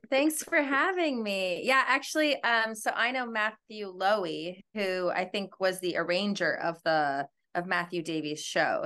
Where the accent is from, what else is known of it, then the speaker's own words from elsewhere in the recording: Edmonton, Alberta, Canada; now in New York, United States; I'm from Edmonton, Alberta, which is in Western Canada.